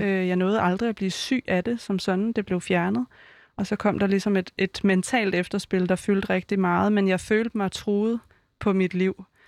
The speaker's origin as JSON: {"language": "Danish", "area": "Vestegnen", "region": "Capital Region of Denmark", "country": "Denmark", "said": "jeg er jo fra Vestegnen"}